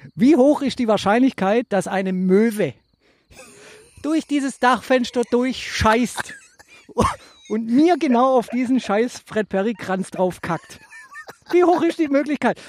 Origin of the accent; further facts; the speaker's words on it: Stuttgart, Baden-Württemberg, Germany; Ich bin in stuttgart bei der Cannstatt geboren